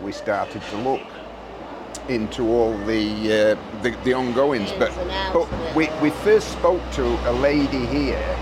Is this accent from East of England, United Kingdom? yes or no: no; Doncaster, Yorkshire and the Humber, United Kingdom; moved away as an adult; now in Spain; I'm originally from Doncaster.